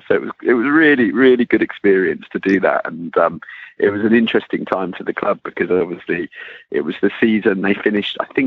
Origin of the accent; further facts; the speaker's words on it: Hampshire, South East England, United Kingdom; I grew up in Hampshire